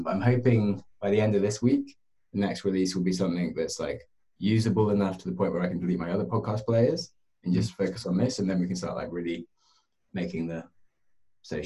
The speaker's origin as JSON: {"language": "English", "country": "United Kingdom", "said": "I'm happy being British"}